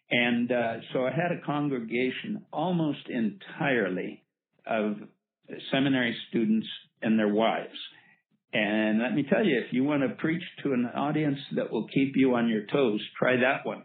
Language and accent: English; Black Hills of South Dakota, United States; I was born and raised in the Black Hills of South Dakota.